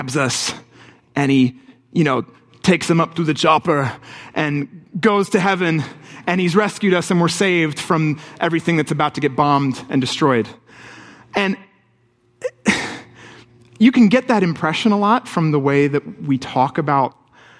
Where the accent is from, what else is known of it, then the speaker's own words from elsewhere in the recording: England, United Kingdom; moved away; I grew up in England